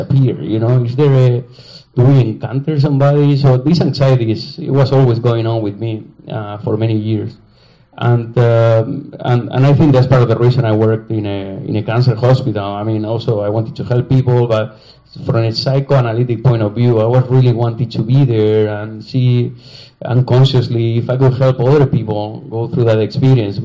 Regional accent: Spain; English is a second language; moved away as an adult; also born or lived in Chicago / New York; I'm from Spain

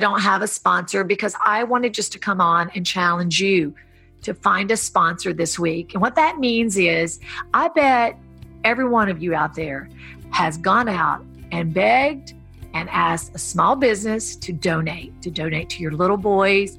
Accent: the South, United States; moved away as an adult; also born or lived in Hollywood Hills; growing up in the South, becoming a foster kid

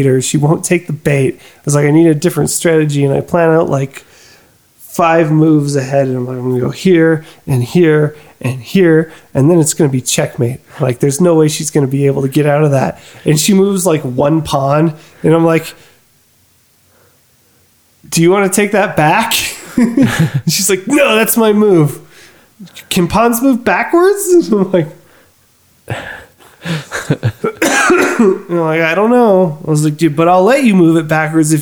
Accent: New Mexico, United States; we're from New Mexico.

